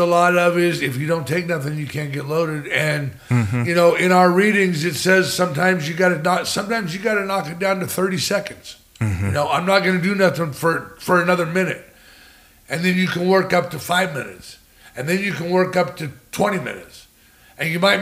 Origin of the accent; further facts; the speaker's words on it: California, United States; moved away as an adult; also born or lived in San Jose / Los Angeles / Oregon; now in Arizona, United States; I'm from California